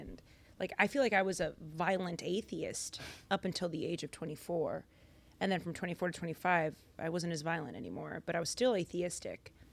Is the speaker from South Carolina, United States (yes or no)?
no; Lynn, Massachusetts, United States; I'm Dominican American, originally from Boston, Massachusetts. Well, a city outside of Boston, Lynn